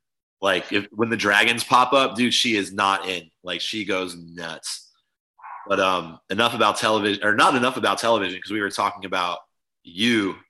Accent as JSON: {"language": "English", "region": "Vermont", "country": "United States", "tie": "born there", "said": "I was born in Vermont, if you guys don't know. I didn't spend much time there, but I still got Vermont in my heart."}